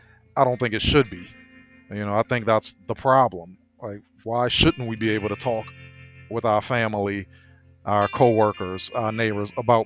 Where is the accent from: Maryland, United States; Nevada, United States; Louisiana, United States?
Louisiana, United States; New Orleans; I was born and raised in New Orleans.